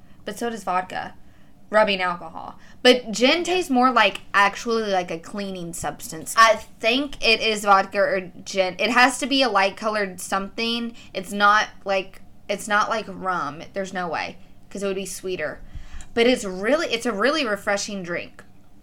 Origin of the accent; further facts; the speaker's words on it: Kentucky, United States; I'm from Kentucky